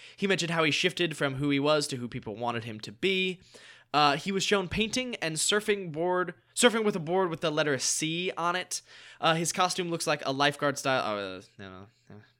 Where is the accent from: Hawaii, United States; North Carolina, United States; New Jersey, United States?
North Carolina, United States; moved away as an adult; now in Los Angeles, United States; grew up in North Carolina, went to college in North Carolina, came out here pursuing acting careers